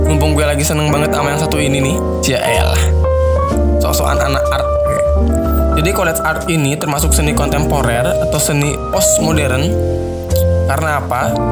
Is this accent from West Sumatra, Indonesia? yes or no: no; West Java, Indonesia; Awalnya karena gue orang Sunda aslinya